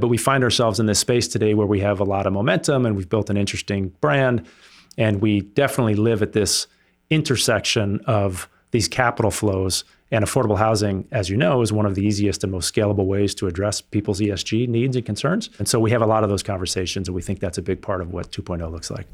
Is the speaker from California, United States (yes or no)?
yes; Sausalito, California, United States; also born or lived in France; I grew up here in the Bay Area, uh, Marin County specifically